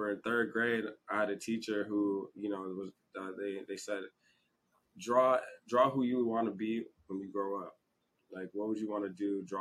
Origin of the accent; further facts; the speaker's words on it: Nigeria; as a Nigerian, I feel like that's that's what like most parents tell their kids they got